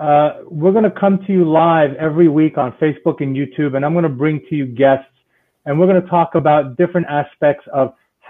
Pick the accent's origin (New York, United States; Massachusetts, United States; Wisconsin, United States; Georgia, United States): New York, United States; New York City; now in South Florida, United States; I'm originally from New York City and I left New York to come down to South Florida because of the snow, because it gets too cold up there.